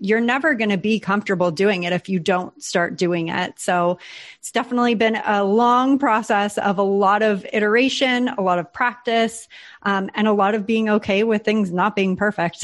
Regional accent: San Diego, California, United States; moved away as an adult; now in Puerto Rico; San Diego was just so comfy for us. We had an awesome community there. That's my hometown

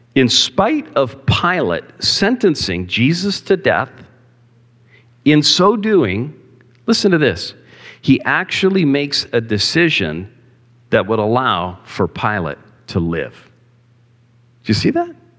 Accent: Cambridge, Ontario, Canada; on a busy highway where I grew up in Cambridge

